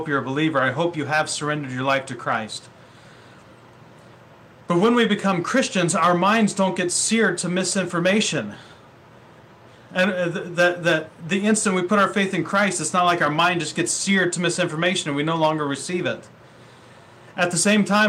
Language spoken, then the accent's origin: English; Ohio, United States; moved away as an adult; now in Vancouver, Washington, United States; I grew up in the Midwest in Ohio